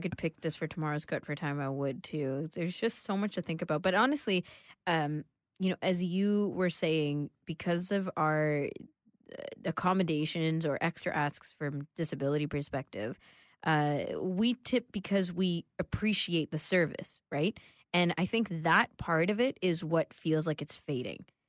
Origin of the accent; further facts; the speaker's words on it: Canada; we're Canadian